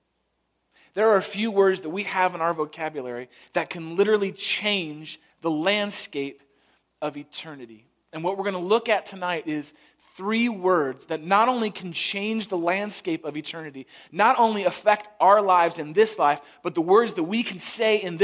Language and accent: English; San Francisco, California, United States; now in Chicago, United States; I grew up in San Francisco